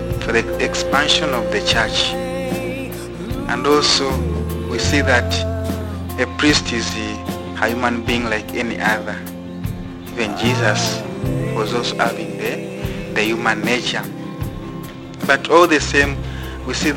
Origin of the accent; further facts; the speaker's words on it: Hoima, Western Region, Uganda; I'm from Uganda, in the western part of Uganda, and that is Hoima.